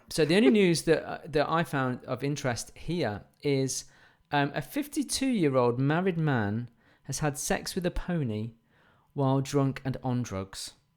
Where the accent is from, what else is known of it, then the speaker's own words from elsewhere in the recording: England, United Kingdom; we're English